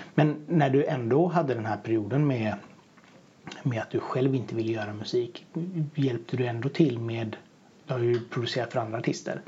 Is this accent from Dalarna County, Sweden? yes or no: no; Bohuslän, Västra Götaland, Sweden; Jag är ju bohuslänning så att jag har ju varit uppväxt med vattnet